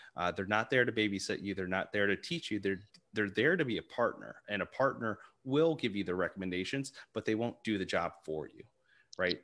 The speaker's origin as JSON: {"language": "English", "town": "Arlington", "region": "Virginia", "country": "United States", "said": "I'm originally from the Arlington area, um, in Virginia"}